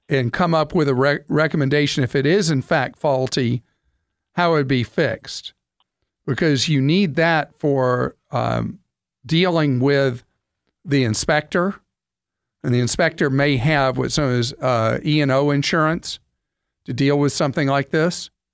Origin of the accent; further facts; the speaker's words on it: United States; as an American